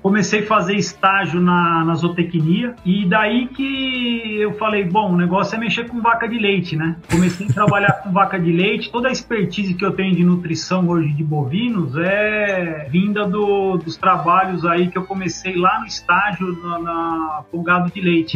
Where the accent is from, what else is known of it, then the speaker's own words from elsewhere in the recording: São Paulo, Brazil; eu nasci em São Paulo, velho. Nasci na Moca